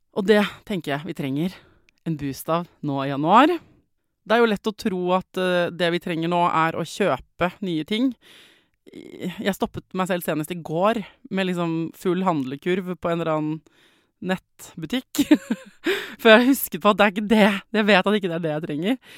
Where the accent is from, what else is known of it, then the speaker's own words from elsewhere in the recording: Norway; jeg vet at jeg er født i Norge